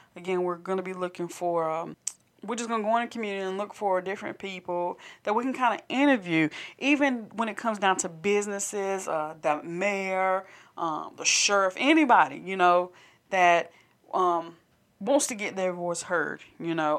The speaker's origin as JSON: {"language": "English", "town": "Candor", "region": "North Carolina", "country": "United States", "said": "we're actually from Candor."}